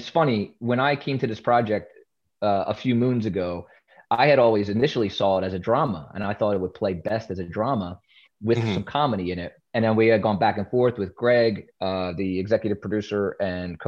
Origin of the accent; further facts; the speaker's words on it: Philadelphia, Pennsylvania, United States; In West Philadelphia, born and raised